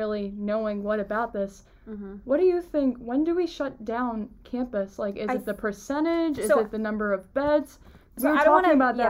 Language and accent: English; Long Island, New York, United States; born or raised there